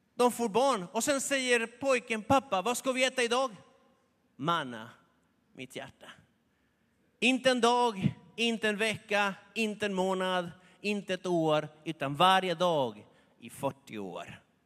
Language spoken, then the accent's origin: Swedish; Argentina; moved away; i Argentina, där jag kommer ifrån